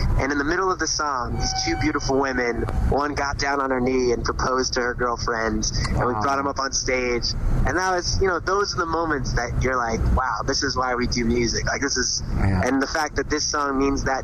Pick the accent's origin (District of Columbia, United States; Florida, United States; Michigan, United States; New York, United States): New York, United States; growing up in New York